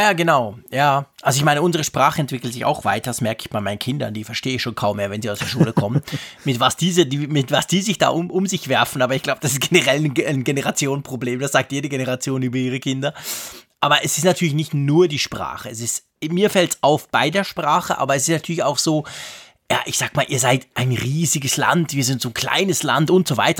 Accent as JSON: {"language": "German", "country": "Switzerland", "said": "als Schweizer"}